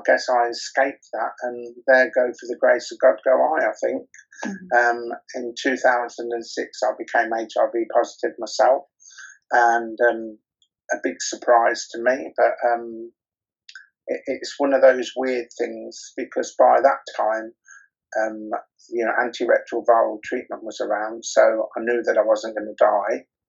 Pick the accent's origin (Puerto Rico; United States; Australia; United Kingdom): United Kingdom; Rothwell, East Midlands; also born or lived in Coventry; now in Birmingham, United Kingdom; I'm actually from Northamptonshire, a very small town in Northamptonshire called Rothwell